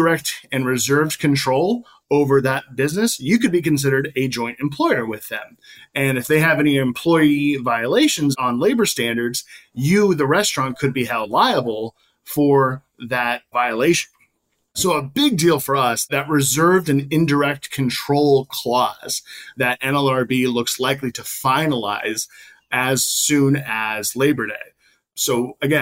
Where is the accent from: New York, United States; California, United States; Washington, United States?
California, United States; moved away; I'm originally from California, born and raised, and I love the community out there